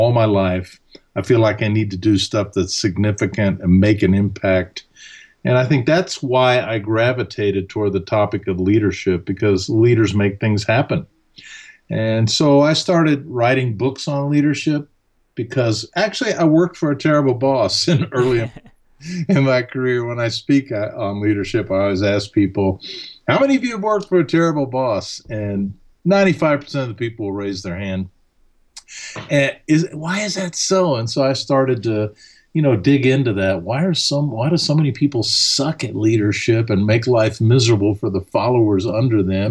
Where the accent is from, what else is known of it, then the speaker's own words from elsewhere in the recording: Alabama, United States; first language German; English is a second language; also born or lived in Vienna, Austria; I grew up in Alabama.